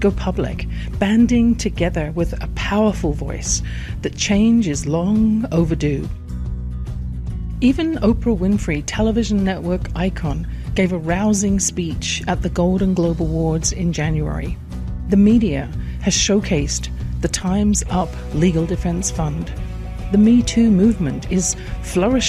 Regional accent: England, United Kingdom; I grew up in England

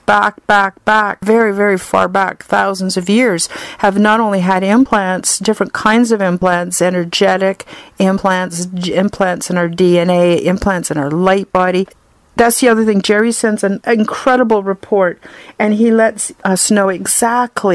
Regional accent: Canada; I'm Canadian

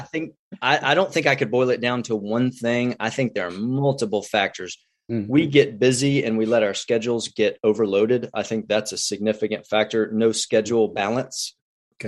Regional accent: Houston, Texas, United States; now in Midland, United States; I'm a Texas boy. So I, I grew up near Houston, Tomball, Magnolia, Woodlands area

